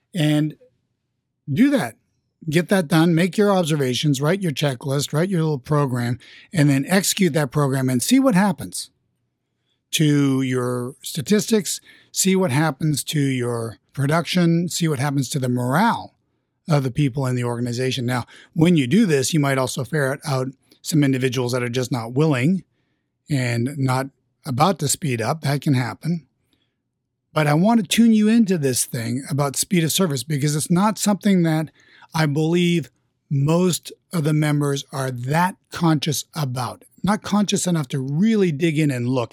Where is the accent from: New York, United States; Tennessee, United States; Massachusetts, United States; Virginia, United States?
New York, United States; I'm from New York